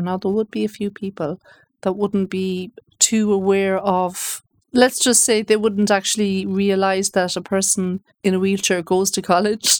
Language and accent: English; Galway, Connacht, Ireland; moved away as an adult; also born or lived in United States; I'm originally from Galway